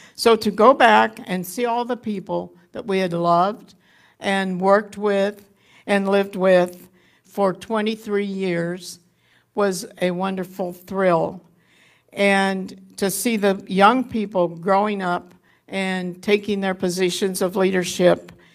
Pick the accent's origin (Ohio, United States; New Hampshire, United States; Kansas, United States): Kansas, United States; Haviland; moved away; I was born in Haviland, Kansas in nineteen thirty-seven and settled back there in two thousand and five.